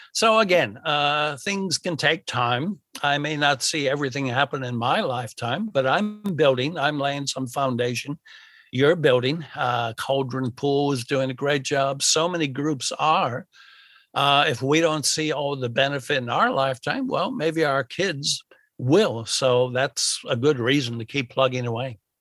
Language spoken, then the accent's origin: English; United States; now in Australia; I'm from America